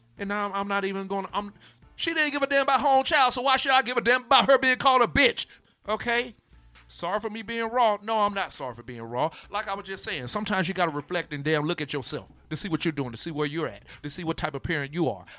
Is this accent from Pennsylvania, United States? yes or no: no; Florida, United States; I'm from Florida